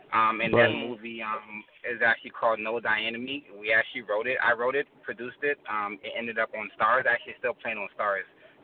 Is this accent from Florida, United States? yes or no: yes; Miami, Florida, United States; I'm from Miami-Dade County, you know what I'm saying? Like I grew up in Little Haiti, eventually moved like to a different neighborhood.